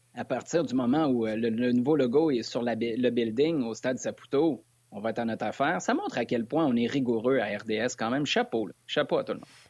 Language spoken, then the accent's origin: French; Quebec City, Quebec, Canada; moi je suis de Québec à la base